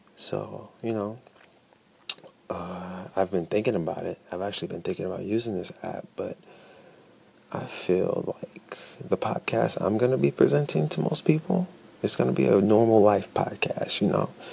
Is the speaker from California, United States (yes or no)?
no; Chicago, Illinois, United States; now in Detroit, United States; Originally, I'm from Chicago, but Chicago, Illinois, Chi Town, South Side.